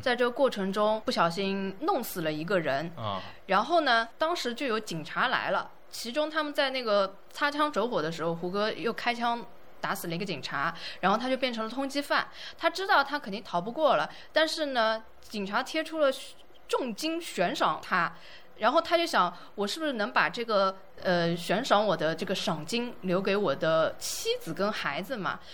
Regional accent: southern China, China; 我是南方人

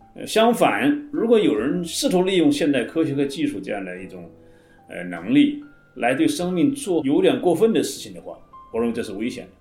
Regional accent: China; 我们中国人

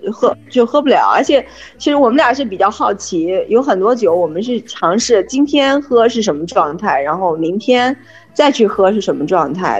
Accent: China; now in France; 我们中国人喝酒的习惯啊，还是就是吃着饭喝酒

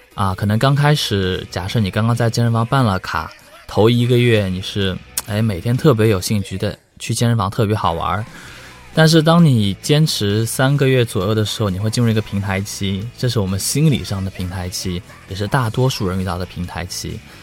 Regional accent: Hangzhou, Zhejiang, China; moved away; also born or lived in Beijing; 其实我是杭州人

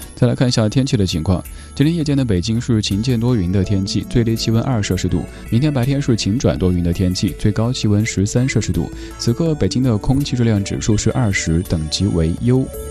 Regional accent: Sichuan, China; accent: Sichuanese; 我就是讲四川话

